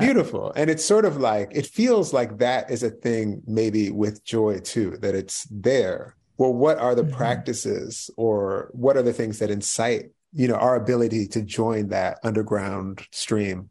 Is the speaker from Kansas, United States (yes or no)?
no; right outside of Philadelphia, Pennsylvania, United States; moved away; I read in Philly and I grew up right outside of Philly